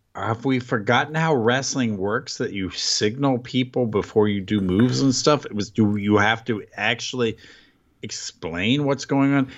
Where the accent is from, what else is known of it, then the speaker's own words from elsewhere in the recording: United States; as an American